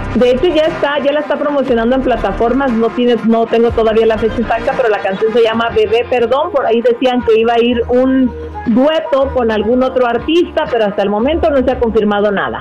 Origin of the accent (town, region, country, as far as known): Mexico